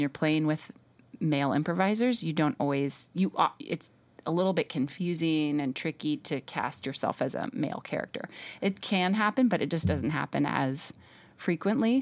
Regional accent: New York City, New York, United States; moved away as an adult; also born or lived in Austin, Texas; I grew up in New York City

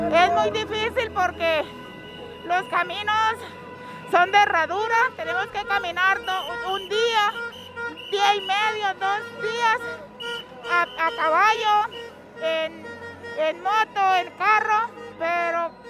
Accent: Norte de Santander, Colombia; soy del Departamento Norte de Santander.

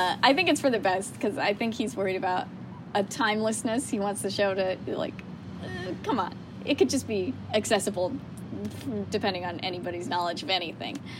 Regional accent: Colorado, United States; moved away; I grew up in Colorado

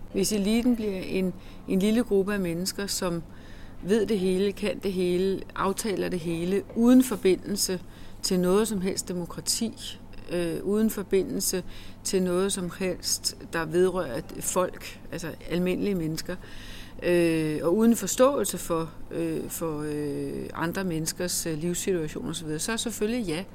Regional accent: Denmark; vi er danskere

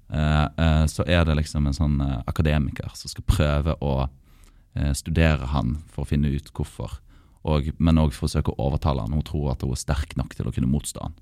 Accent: Norway

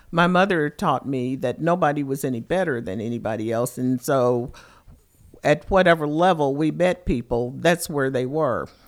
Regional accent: Lexington, Kentucky, United States; I am from Lexington, Kentucky

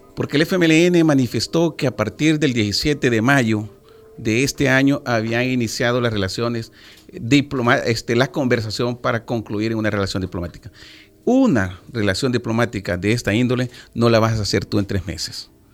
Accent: El Salvador; nuestro país

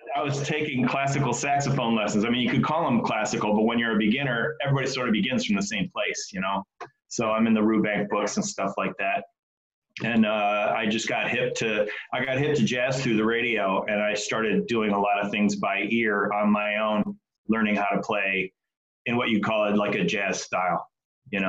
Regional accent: Detroit, Michigan, United States; I grew up in Detroit

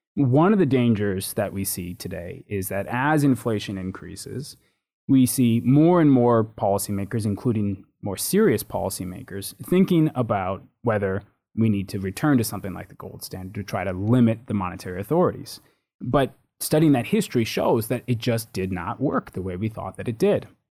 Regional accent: United States; moved away as an adult; now in United Kingdom; having grown up in the U.S.

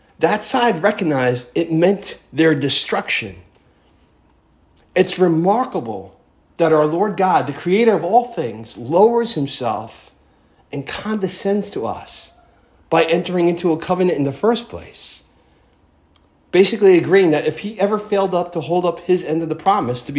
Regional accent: United States

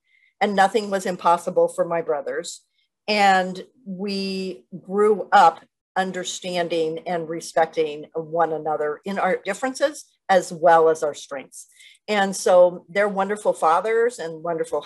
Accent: northern Mexico, Mexico; grew up in a cattle ranching family in northern Mexico

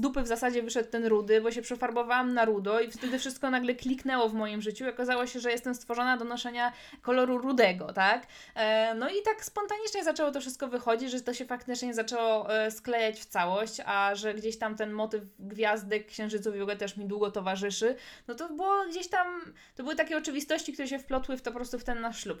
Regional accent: Łódź Voivodeship, Poland; u nas w Łódzkim

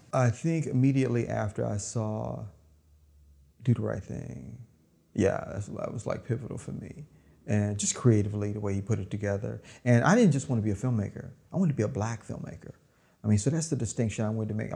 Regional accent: Oakland, California, United States; also born or lived in Vallejo, California; I grew up in West Oakland

